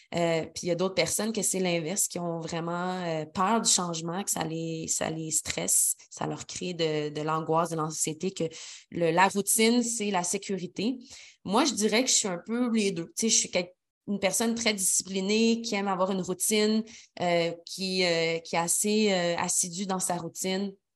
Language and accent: French; Quebec City, Quebec, Canada; moved away as an adult; also born or lived in Montreal; now in Sainte-Brigitte-de-Laval, Canada; je suis originaire de Québec, mais j'ai habité toute ma vingtaine et un peu plus euh, à Montréal.